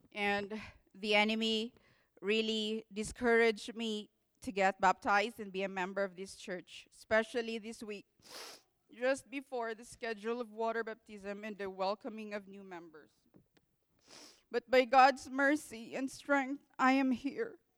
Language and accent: English; Philippines; English is a second language; moved away; I'm a Filipino, so please be patient with my English